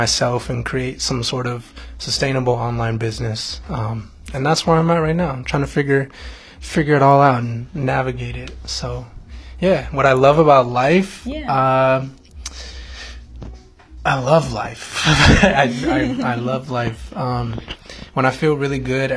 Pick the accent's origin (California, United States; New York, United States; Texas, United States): California, United States; Fremont; also born or lived in Pasadena, California; now in Los Angeles, United States; I grew up in the Bay Area, California, small city called Fremont. Moved out of Fremont when I was 18